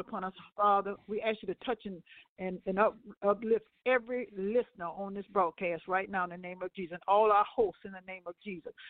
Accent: Ohio, United States; I'm from Ohio.

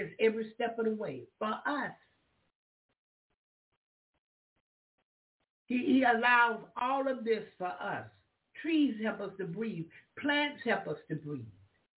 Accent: Florida, United States; I'm from Florida. That's the South. It's country.

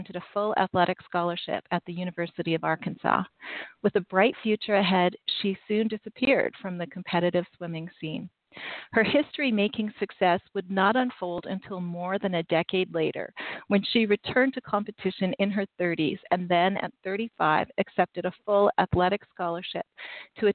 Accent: Canada; I'm Canadian

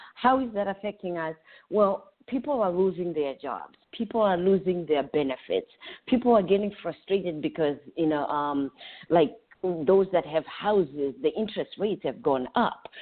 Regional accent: Zimbabwe; moved away as an adult; now in Orlando, United States; I'm originally from Zimbabwe. I've been here in the United States

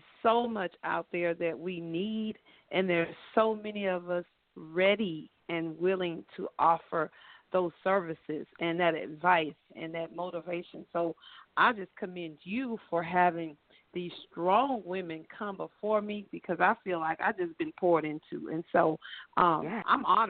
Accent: East Texas, United States; now in Houston, United States; I hail from Texas, just moved to Houston past August for a career change

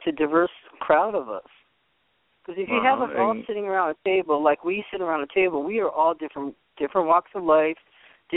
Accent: upstate New York, United States; born or raised there; moved away; also born or lived in Boston

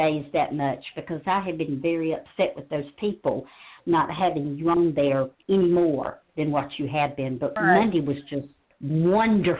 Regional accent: North Carolina, United States; moved away; I grew up in North Carolina.

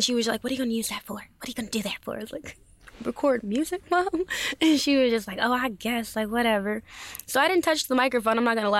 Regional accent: Los Angeles, California, United States; Yes, and in LA. I'm mainly out

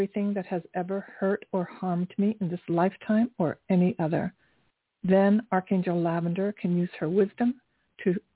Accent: Dayton, Ohio, United States; moved away as an adult; now in New York City, United States; I'm from Ohio also. I went to Kettering High School

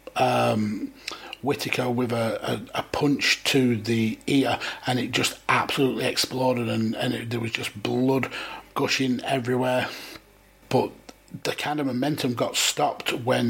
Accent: United Kingdom; being British

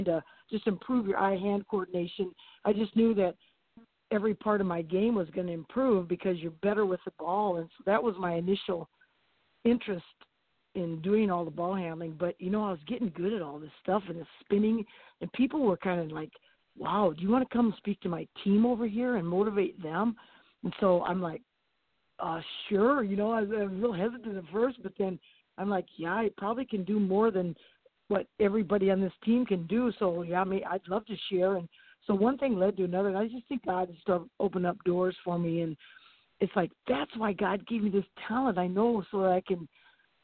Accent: Jefferson, South Dakota, United States; now in Elkton, United States; I grew up in Jefferson, South Dakota, down by Sioux City, Iowa. But now I live in Elkton

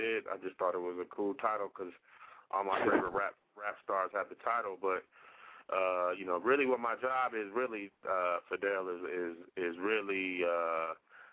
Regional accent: Milwaukee, Wisconsin, United States; Milwaukee, my hometown

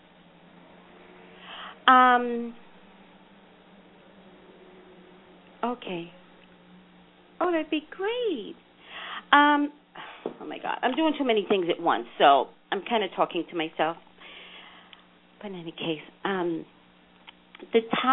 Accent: New York City, New York, United States; now in California, United States; I'm from New York City

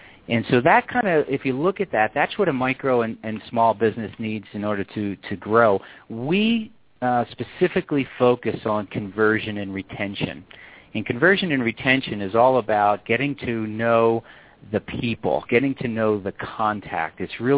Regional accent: East Coast, United States; now in Colorado, United States; And that's what actually got me out here to Colorado, which is kind of nice. I'm originally from the East Coast.

